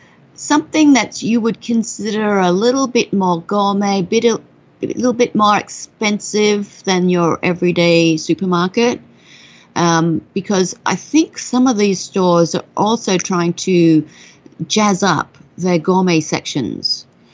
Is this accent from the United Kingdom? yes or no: no; Australia; I mean, you know, I'm Australian, so I love that you want to go there.